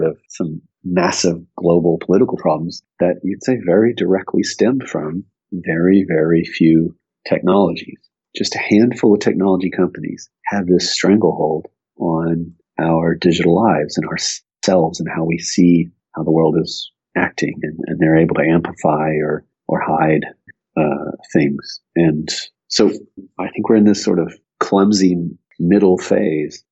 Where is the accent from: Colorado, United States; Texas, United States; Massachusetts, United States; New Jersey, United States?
Texas, United States; Austin; also born or lived in Tulsa, Oklahoma; there's not that many people you'd say are long-term natives of Austin. I am